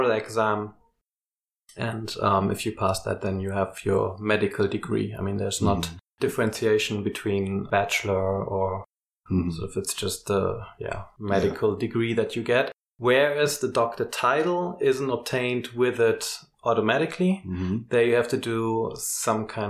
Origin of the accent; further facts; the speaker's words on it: Hamburg, Germany; also born or lived in Bordeaux, France; I'm from Hamburg